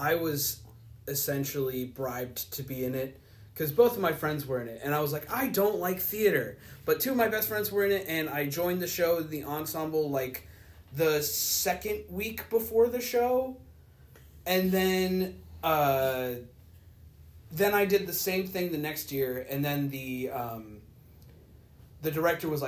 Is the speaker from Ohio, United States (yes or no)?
yes; Ohio, United States; here in my hometown